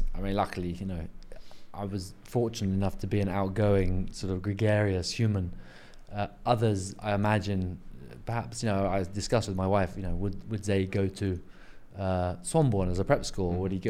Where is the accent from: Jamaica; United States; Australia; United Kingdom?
United Kingdom; England; Well, I was at boarding school pretty young. I mean, I was ingratiated to the English prep school system.